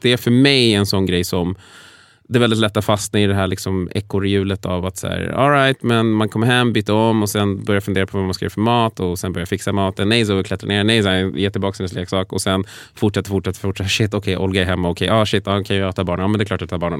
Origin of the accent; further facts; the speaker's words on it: Sweden; jag liksom född och uppvuxen i Sverige